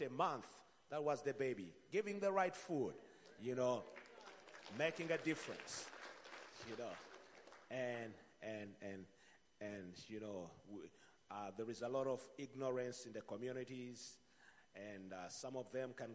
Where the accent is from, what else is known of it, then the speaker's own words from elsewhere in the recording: Uganda; I come from Uganda